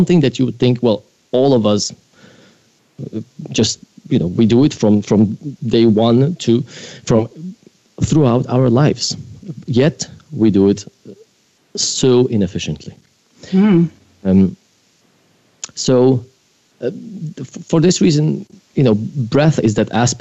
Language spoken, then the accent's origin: English; Poland; moved away; I grew up in Poland